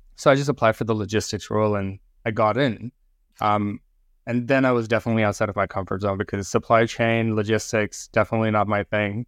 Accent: India; moved away; in India, when I grew up in India, uh, we were really into cricket

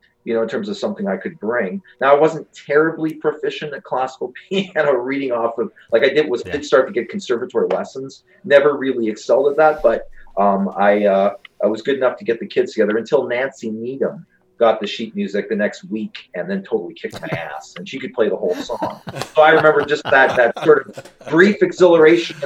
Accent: Saskatoon, Saskatchewan, Canada; moved away as an adult; also born or lived in Philadelphia, Pennsylvania / Vancouver; so we came up here in 75, and I grew up in Saskatoon.

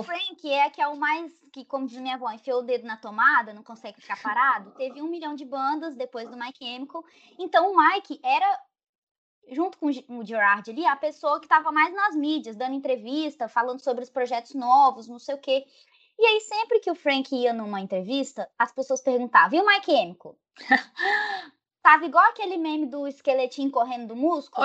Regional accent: Rondônia, Brazil; now in Espírito Santo, Brazil; eu nasci em Rondônia, então, tipo assim, lá não tinha esse negócio de movimento punk, movimento emo. Na minha cidade, era uma cidade de interior do estado

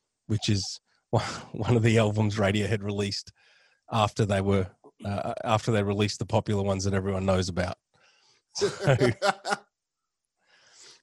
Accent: Australia; I'm Australian

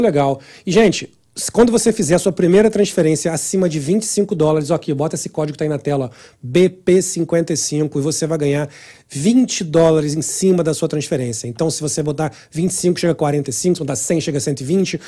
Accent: Rio de Janeiro, Brazil; Eu sou do Rio

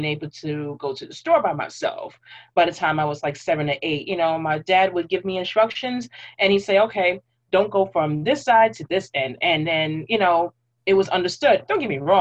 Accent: New York City, New York, United States; I literally grew up in three different parts of Brooklyn

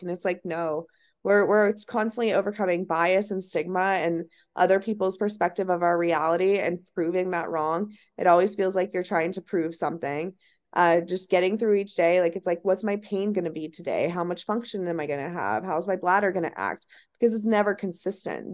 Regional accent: Ohio, United States; moved away; I'm from Ohio

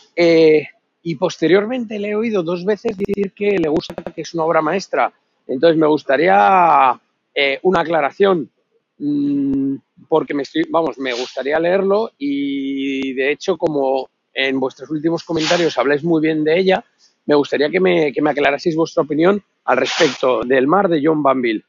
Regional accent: Madrid, Community of Madrid, Spain; now in Bordeaux, France; soy de Madrid, aunque vivo en Burdeos, os escucho desde aquí

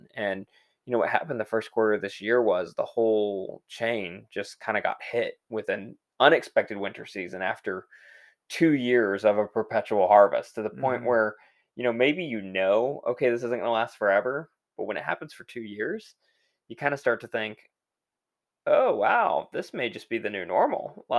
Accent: Texas, United States; Fortunately, I grew up in Texas. So I'm used to that.

